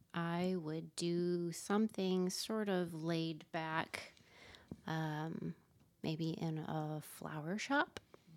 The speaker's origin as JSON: {"language": "English", "town": "South Lyon", "region": "Michigan", "country": "United States", "tie": "born or raised there", "also_born_or_lived": "Detroit, Michigan", "moved": "yes", "lives_now": "Iowa, United States", "said": "I was born and raised in Southeast Michigan."}